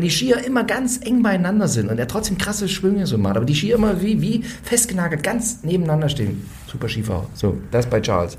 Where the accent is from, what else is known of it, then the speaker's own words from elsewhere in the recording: Ore Mountains foreland, Saxony, Germany; ich komme aus dem Erzgebirgsvorland. Das heißt, früher in den äh, frühen 80ern, als ich Kind war, da lag da auch noch relativ viel Schnee